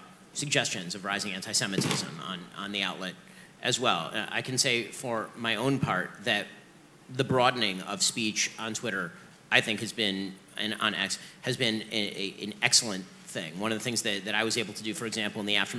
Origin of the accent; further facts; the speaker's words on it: United States; as an American and a Westerner